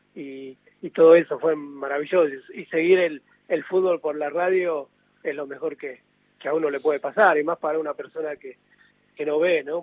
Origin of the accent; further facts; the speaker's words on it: San Pedro, Buenos Aires Province, Argentina; yo soy de acá de San Pedro